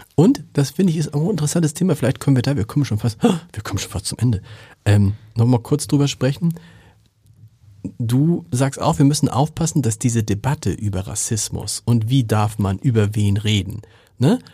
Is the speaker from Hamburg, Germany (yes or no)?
yes; Hamburg, Germany; ich komme aus Harburg